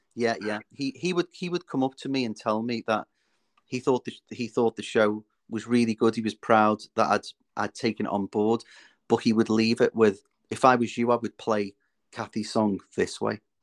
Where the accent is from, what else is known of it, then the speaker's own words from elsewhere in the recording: Liverpool, North West England, United Kingdom; now in North Wales, United Kingdom; I'm originally from Liverpool. I now live in North Wales